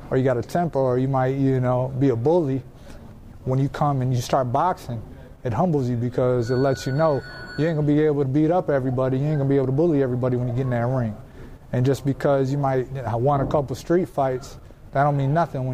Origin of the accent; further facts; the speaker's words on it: Minnesota, United States; It's my hometown.